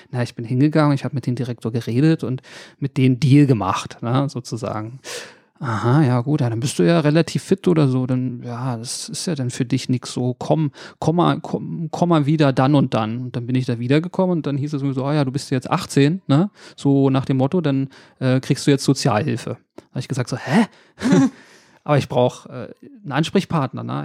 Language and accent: German; Berlin, Germany; also born or lived in Reinickendorf, Berlin / Wedding, Berlin; aufgewachsen bin ich in Reinickendorf, aber die meiste Zeit in, in Neukölln